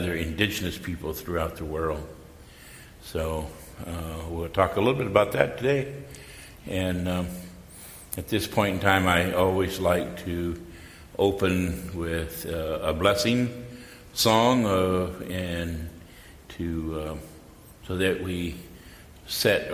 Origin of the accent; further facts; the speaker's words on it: North Fork Mono tribe, California, United States; I'm from the North Fork Mono tribe